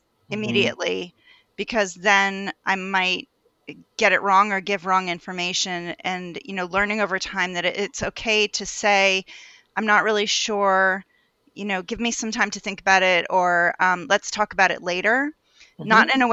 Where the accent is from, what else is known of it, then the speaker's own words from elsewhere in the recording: New Jersey, United States; now in Maryland, United States; I'm from Maryland, but originally from New Jersey, the Garden State